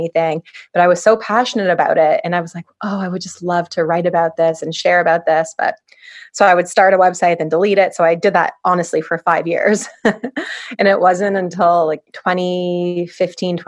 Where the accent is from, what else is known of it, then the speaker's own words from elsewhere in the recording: Toronto, Ontario, Canada; I was born and raised in Toronto